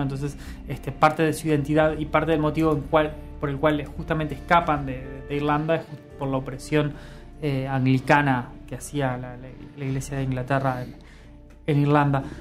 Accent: Uruguay; somos uruguayos

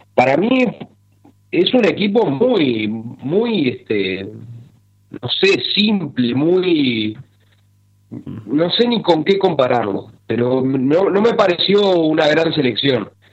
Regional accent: Uruguay; A mí el uruguayismo

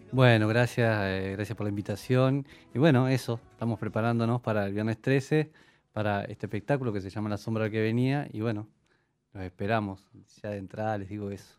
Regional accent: Young, Río Negro, Uruguay; moved away as an adult; also born or lived in Bellaco; now in Montevideo, Uruguay; Pero nací en Jung, toda mi niñez y mi adolescencia fue de Jung

